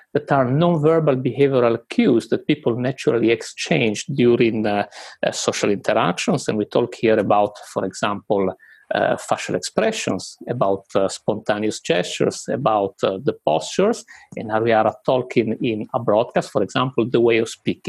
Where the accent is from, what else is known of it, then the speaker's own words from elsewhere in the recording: Italy; moved away as an adult; now in United Kingdom; when I moved to the UK, I'm originally from Italy